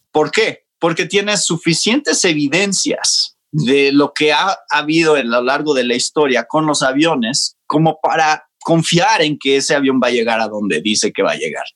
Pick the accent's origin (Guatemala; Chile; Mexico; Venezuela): Mexico; Mexico City; also born or lived in Georgia, United States; yo nací en México y crecí en México. Ok, entonces, soy mexicano